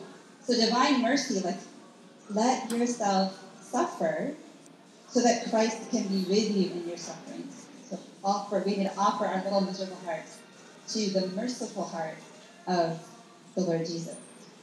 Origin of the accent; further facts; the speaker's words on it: Wisconsin, United States; So I grew up in Wisconsin. I went to Catholic grade school, public high school, and come from a really good family.